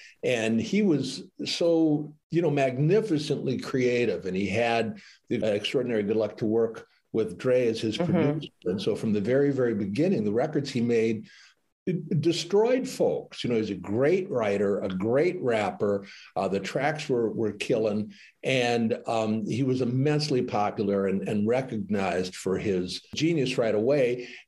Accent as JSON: {"language": "English", "town": "Detroit", "region": "Michigan", "country": "United States", "tie": "born or raised there"}